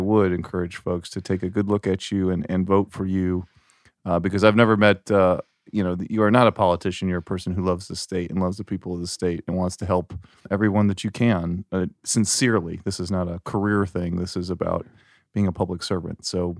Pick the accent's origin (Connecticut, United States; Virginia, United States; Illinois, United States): Illinois, United States; Chicago; also born or lived in New York; now in Missouri, United States; I was born in New York. I grew up in Chicago.